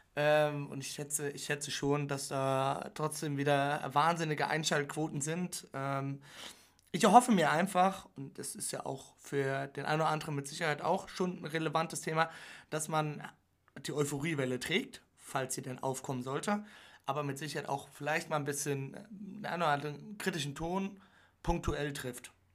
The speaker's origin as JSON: {"language": "German", "country": "Germany", "said": "Wir als Deutsche"}